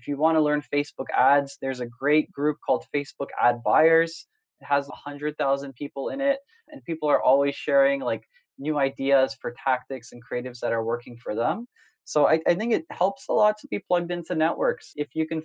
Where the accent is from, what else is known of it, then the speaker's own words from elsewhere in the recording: Canada; moved away as an adult; also born or lived in Silicon Valley, United States; I grew up in Canada most of my life, went to university there, came out to the States for the first time after graduating to work in Silicon Valley